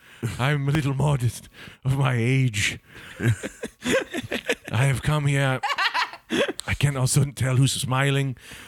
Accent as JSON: {"language": "English", "region": "New Jersey", "country": "United States", "said": "Yes, I'm from Bergen County."}